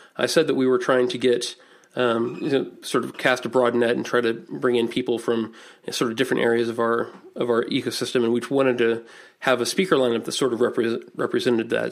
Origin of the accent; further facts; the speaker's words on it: Indianapolis, Indiana, United States; I'm from Indianapolis